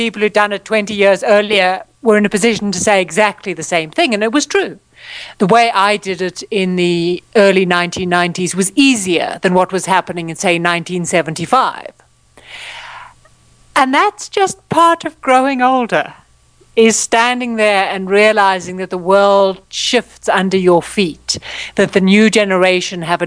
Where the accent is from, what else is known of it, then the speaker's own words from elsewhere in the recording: Johannesburg, Gauteng, South Africa; moved away; We grew up in Johannesburg